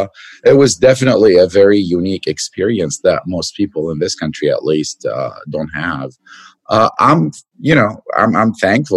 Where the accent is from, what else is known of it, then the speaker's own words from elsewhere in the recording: Lebanon; moved away; I was born in Lebanon to a Lebanese dad and an Armenian mother, and I did grow up there